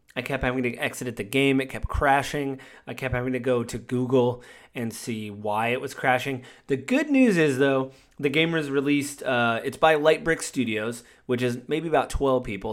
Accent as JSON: {"language": "English", "region": "Washington", "country": "United States", "said": "I'm from Washington State"}